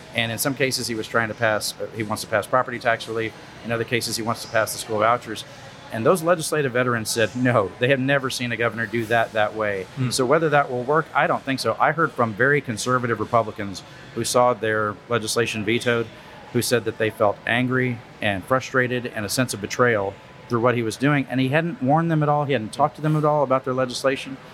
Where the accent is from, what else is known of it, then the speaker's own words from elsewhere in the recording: Louise, Texas, United States; I grew up in Wharton County, Texas. I went to the Louise ISD when I was a kid